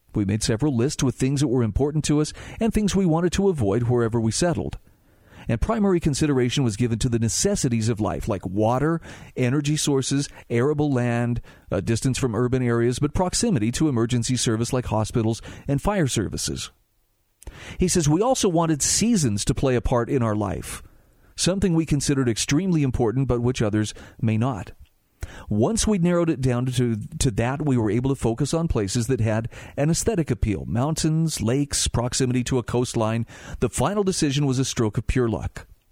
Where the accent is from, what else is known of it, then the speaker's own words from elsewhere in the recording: Utah, United States; my home state of Utah